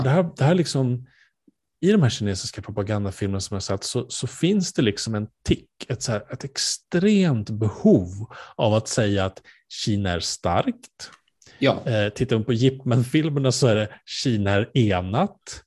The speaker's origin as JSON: {"language": "Swedish", "country": "Sweden", "said": "vi som svenskar"}